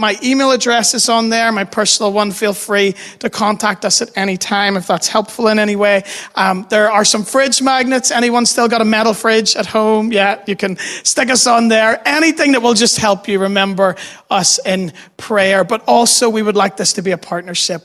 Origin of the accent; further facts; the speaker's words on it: Dundonald, Northern Ireland, United Kingdom; also born or lived in New York City; I grew up in Dundonald